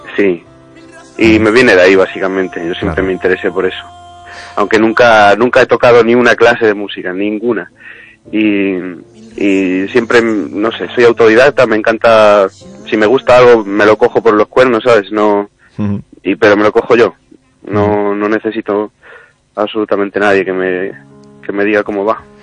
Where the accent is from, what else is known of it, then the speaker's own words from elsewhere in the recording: Ourense, Galicia, Spain; also born or lived in Barcelona; now in Madrid, Spain; siendo gallego